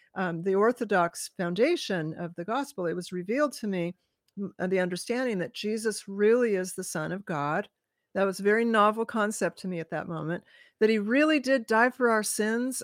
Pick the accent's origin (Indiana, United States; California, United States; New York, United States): California, United States; moved away as an adult; also born or lived in Hawaii; now in Washington State, United States; I was born in California